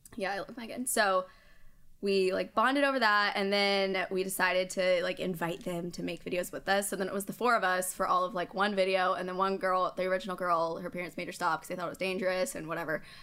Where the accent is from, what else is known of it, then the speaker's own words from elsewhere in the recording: High Point, North Carolina, United States; also born or lived in Asheboro, North Carolina; I'm from High Point, North Carolina, but we're originally from a smaller town, Ashboro